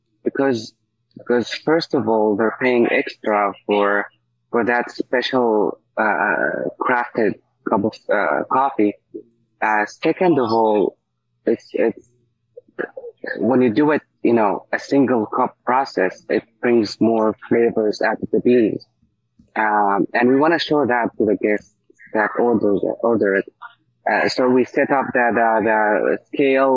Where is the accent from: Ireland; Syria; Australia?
Syria; Damascus, Damascus Governorate; moved away as an adult; also born or lived in Egypt / San Francisco; now in Pittsburgh, United States; I'm from Syria, specifically Damascus.